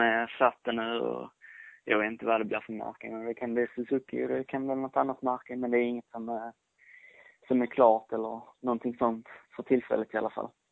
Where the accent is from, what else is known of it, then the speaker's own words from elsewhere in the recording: Skåne, Sweden; jag är skåning